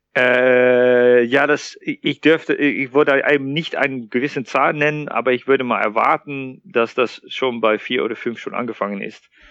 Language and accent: German; Netherlands; German is a second language; moved away as an adult; now in Thuringia, Germany; Ich bin gebürtiger Niederländer und sogar Holländer